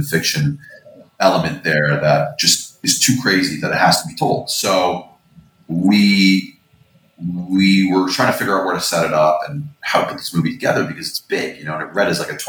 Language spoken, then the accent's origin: English; Canada; And as a Canadian